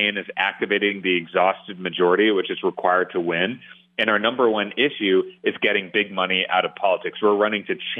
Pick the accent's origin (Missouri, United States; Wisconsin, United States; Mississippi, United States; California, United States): Wisconsin, United States; Waukesha County; I grew up in Waukesha County.